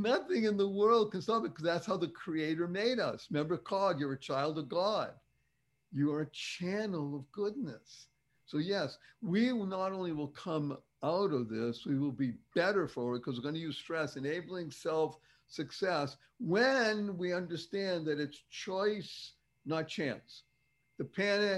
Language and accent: English; Boston, Massachusetts, United States; I grew up in Boston, Massachusetts, in Dorchester, for the cognoscenti